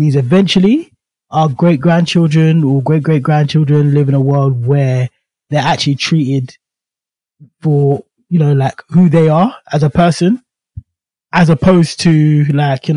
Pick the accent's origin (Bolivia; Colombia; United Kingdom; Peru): United Kingdom; born or raised there